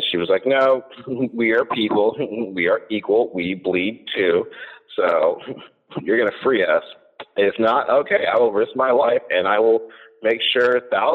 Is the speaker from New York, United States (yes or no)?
no; New Jersey, United States; I'm originally born and raised in New Jersey